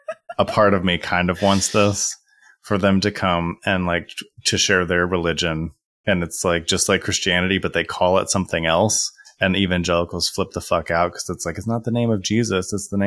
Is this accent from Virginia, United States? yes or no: no; Dayton, Ohio, United States; I grew up in Dayton, Ohio, which is right near Wright-Patterson Air Force Base.